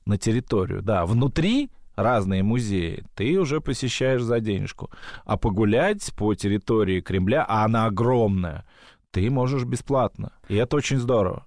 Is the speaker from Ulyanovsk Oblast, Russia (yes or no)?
yes; Ulyanovsk, Ulyanovsk Oblast, Russia; у меня родители из Астрахани. Я сам из Ульяновска